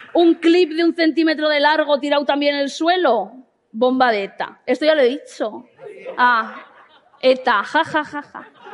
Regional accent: Basque Country, Spain; soy una persona vasca

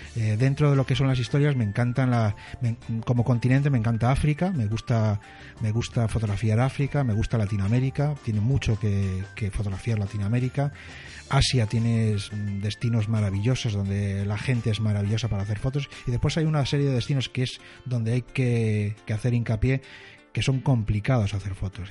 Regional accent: Spain; somos latinos, somos españoles

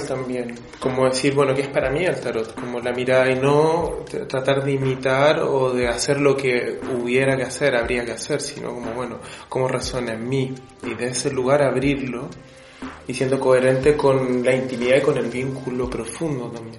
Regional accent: Chile; yo soy de Chile

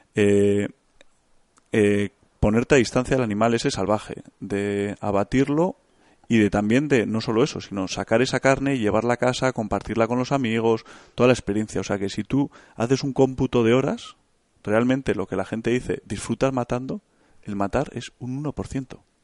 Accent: Bilbao, Basque Country, Spain; yo soy de Bilbao, tengo 32 años

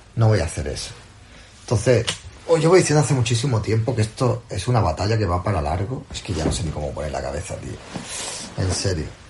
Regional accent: Andalusia, Spain; Soy andaluz

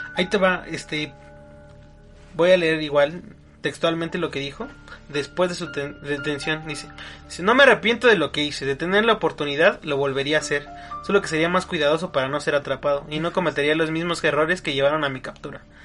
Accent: Mexico; como mexicanos

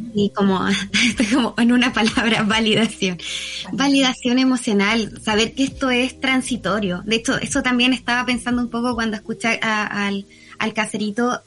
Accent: Viña del Mar, Valparaíso, Chile; also born or lived in Puerto Montt; soy, de Viña, me muevo entre Viña y Puerto Montt constantemente

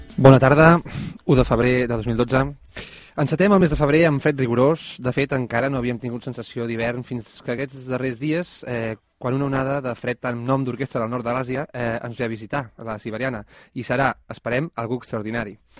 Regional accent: Molins de Rei, Catalonia, Spain; Els que som de Molins de sempre

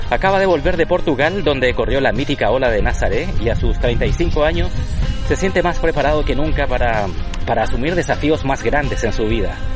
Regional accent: Viña del Mar, Valparaíso, Chile; now in Spain; Sí, soy de ahí, de Chile, de la parte de Viña del Mar.

